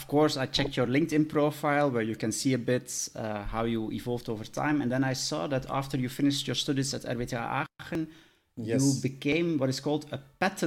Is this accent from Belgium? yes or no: yes; Belgium; because I'm coming from Belgium